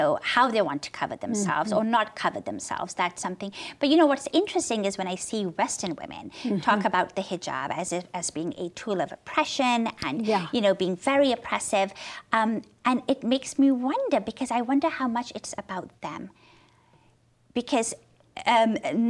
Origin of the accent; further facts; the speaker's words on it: Pakistan; moved away as an adult; I grew up in Pakistan